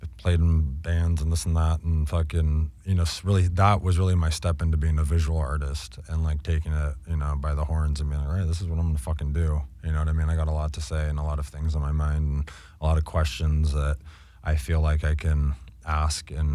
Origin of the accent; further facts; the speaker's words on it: Southern California, United States; I grew up in California and like, you know, native to like Southern California